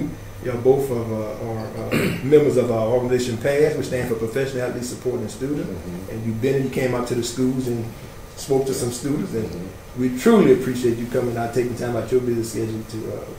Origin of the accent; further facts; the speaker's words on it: Franklin, Louisiana, United States; I'm from the big city of Franklin.